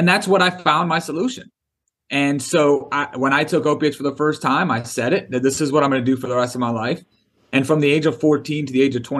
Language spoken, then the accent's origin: English; Detroit, Michigan, United States; now in St. Augustine, United States; I grew up in Detroit, Michigan